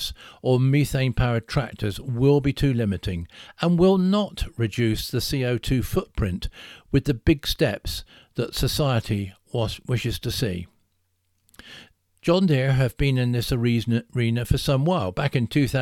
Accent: Salisbury, South West England, United Kingdom; my hometown of Salisbury

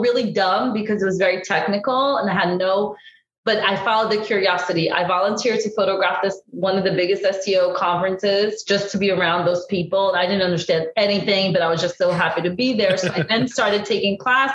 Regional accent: New Jersey, United States; also born or lived in Brazil / Southern Florida; now in Florida, United States; I grew up in New Jersey

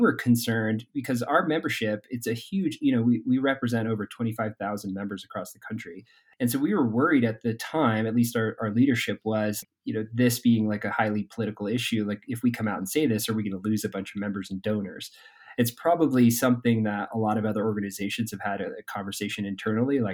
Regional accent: Vermont, United States; now in Durango, United States; I grew up in Vermont.

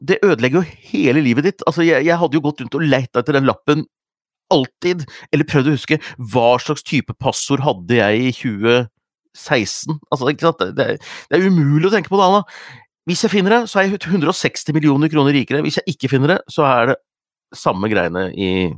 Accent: Hunndalen, Innlandet, Norway; Vi har egentlig hatt rakfisk på lille julaften hjemme i Hunndalen

